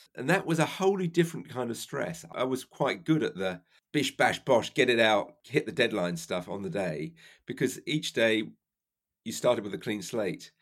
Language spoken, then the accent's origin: English; London, United Kingdom; also born or lived in Cardiff; I was brought up in South London